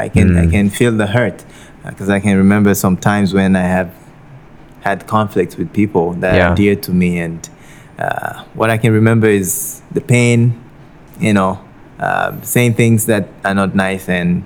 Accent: Togo; moved away as an adult; also born or lived in Guinea; now in Penang, Malaysia; I wasn't born in Togo. I was born in Guinea, but I'm from Togo. So... and I spent most of my life there, decided to come over to Asia for studies

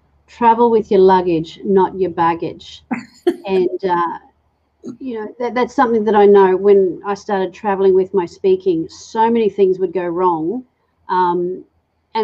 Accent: England, United Kingdom; I'm English

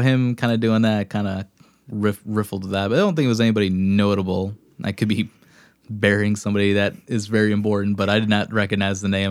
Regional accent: Wisconsin, United States; We're from Wisconsin.

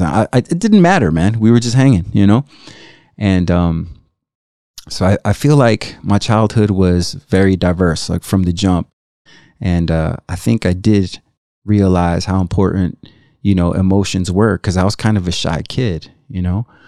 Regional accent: Chicago, Illinois, United States; also born or lived in Tlaltenango, Mexico; growing up in Chicago, uh, six or seven kids

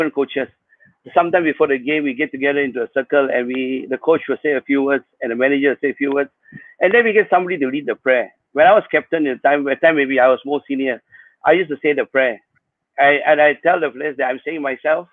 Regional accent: Sarawak, Malaysia; I'm from St. Paul, and St. Paul's was a powerhouse in Sarawak

